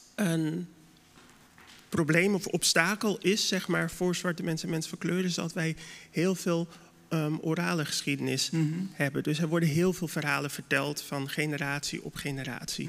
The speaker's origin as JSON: {"language": "Dutch", "town": "Dordrecht", "region": "South Holland", "country": "Netherlands", "said": "als Dordtenaar zijnde"}